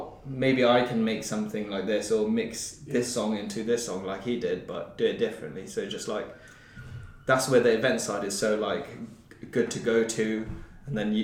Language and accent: English; Brecon, Wales, United Kingdom; I come from Brecon, which is like smallest one of the smallest towns